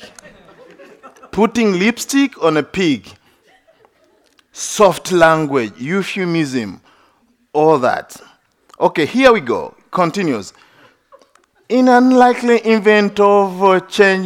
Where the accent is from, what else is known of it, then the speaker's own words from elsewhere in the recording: Uganda; now in United States; United States is my second home. I have two homes. One is Uganda, another one, United States